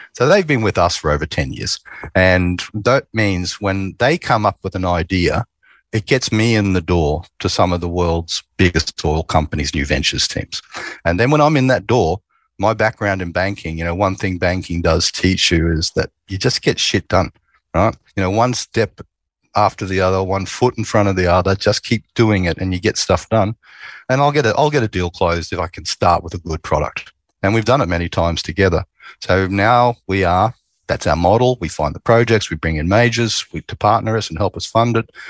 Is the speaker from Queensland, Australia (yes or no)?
yes; Queensland, Australia; I grew up in Queensland